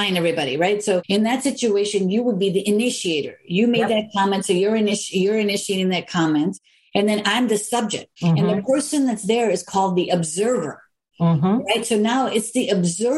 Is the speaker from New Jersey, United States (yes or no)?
no; Chicago, Illinois, United States; I'm from here. I'm from Chicago.